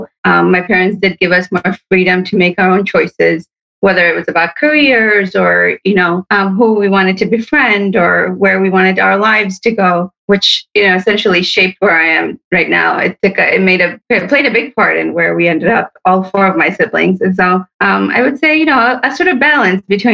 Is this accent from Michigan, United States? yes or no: yes; Hamtramck, Michigan, United States; born or raised there; also born or lived in Sterling Heights, Michigan